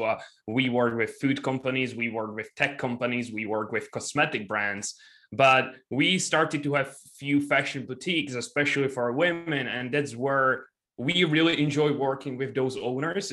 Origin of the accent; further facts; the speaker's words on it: Czechia; I'm from Czech Republic